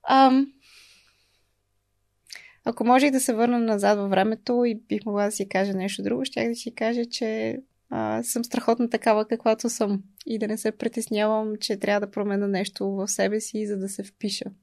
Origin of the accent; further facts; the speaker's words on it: Bulgaria; И научих, че има нещо много топло в, а, в това да сме българи.